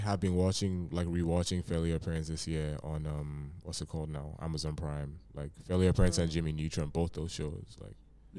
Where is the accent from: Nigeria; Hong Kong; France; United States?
Nigeria; Lagos; moved away; also born or lived in Canada; I grew up in Lagos now.